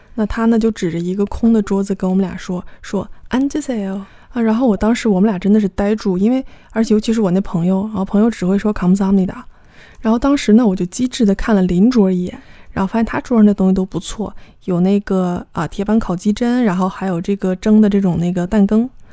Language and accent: Chinese; China; 我们是中国来的